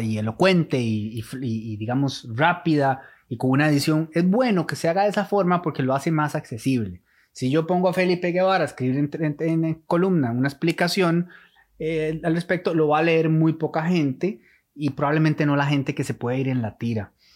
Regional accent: Costa Rica; como costarricenses

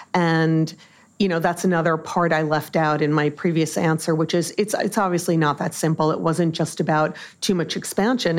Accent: Long Island, New York, United States; also born or lived in Massachusetts; I grew up on Long Island

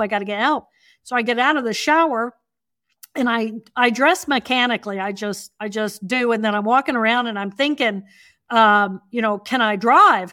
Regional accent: Indiana, United States; I grew up in Indiana.

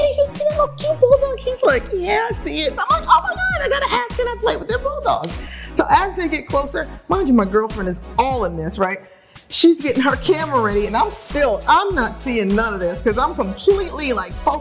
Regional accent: New York City, New York, United States; moved away; also born or lived in New Jersey / Los Angeles; I'm from Brooklyn

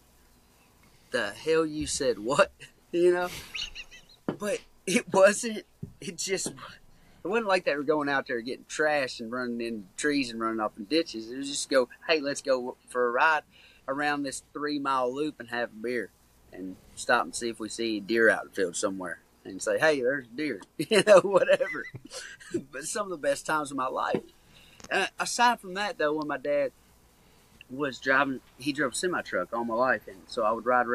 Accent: Caneyville, Kentucky, United States; Growing up in Caneyville, Kentucky, is a small town

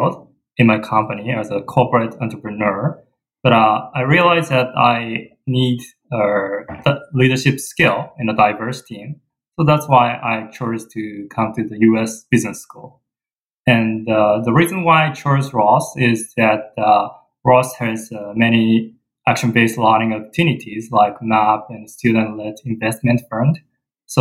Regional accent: Japan; moved away as an adult; now in Michigan, United States; I come from Japan

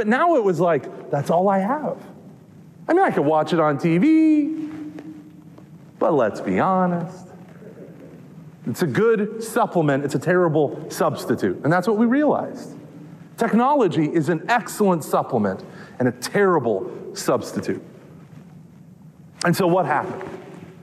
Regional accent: Texas, United States; I'm from Texas

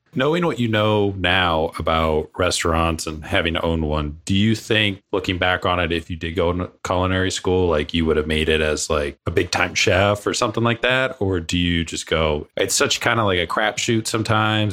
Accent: Cape Cod, Massachusetts, United States; I grew up out east. I grew up on Cape Cod, so fishing village

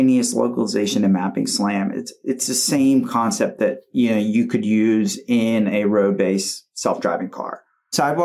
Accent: United States; as an American growing up here

